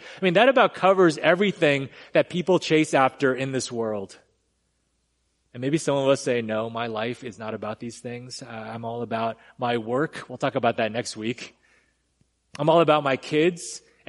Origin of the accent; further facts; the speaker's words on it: California, United States; now in Texas, United States; So I came from California. I had to just admit that, get that off my chest. But when I first moved here, I remember everything was as they said. Everything's bigger in Texas